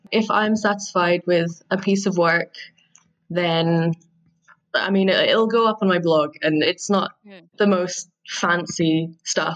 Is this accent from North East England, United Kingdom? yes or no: no; Scotland, United Kingdom; I'm from Scotland. I'm very proud to be from Scotland, as I think many Scottish people are